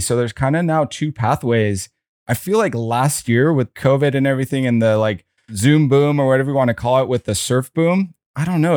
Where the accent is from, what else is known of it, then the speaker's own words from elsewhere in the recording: San Diego, California, United States; Audrey and I grew up together in La Jolla